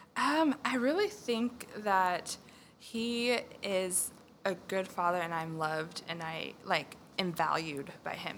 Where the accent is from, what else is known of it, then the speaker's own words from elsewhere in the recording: California, United States; moved away as an adult; now in Texas, United States; I am originally from California, um, and I came out to Texas in 2012 to go to school